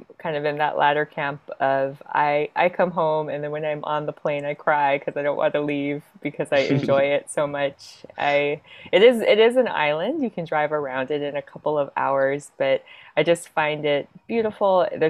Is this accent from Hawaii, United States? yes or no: yes; Hawaii, United States; moved away as an adult; I was born and raised in Hawaii. And then after high school, went to the Midwest for schooling, and then kind of made my way around some places, went home to work in Hawaii for several years